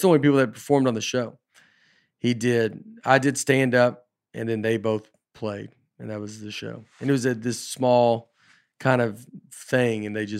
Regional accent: Liverpool, North West England, United Kingdom; I'm from Liverpool.

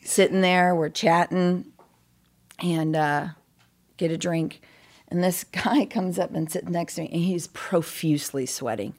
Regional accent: Cool, California, United States; born and raised California

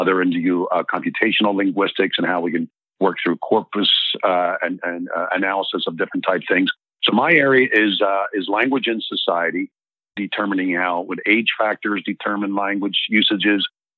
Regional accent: Philadelphia, Pennsylvania, United States; accent: Philly; I'm born and raised in Philly. And if people listen really close, they may pick up a few Philly regionalisms from me.

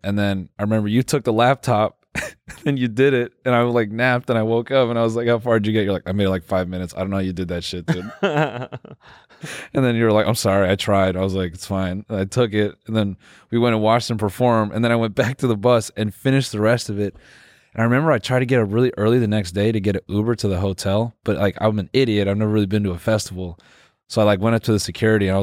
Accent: United States; we're American

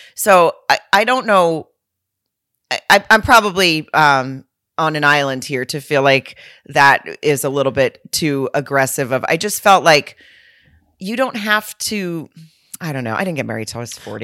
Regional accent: Lowell, Arkansas, United States; moved away; my hometown in Lowell, Arkansas, right outside of Fayetteville

